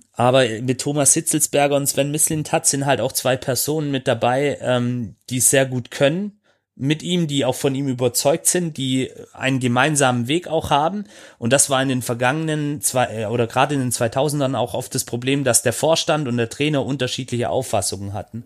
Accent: Swabia, Germany; ich als gebürtiger Schwabe

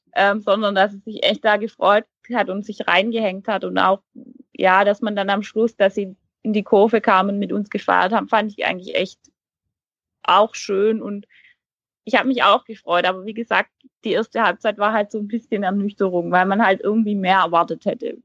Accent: near Heilbronn, Baden-Württemberg, Germany; accent: Swabian; ich komme ja hier aus der Region, also aus den Häfen Heilbronn

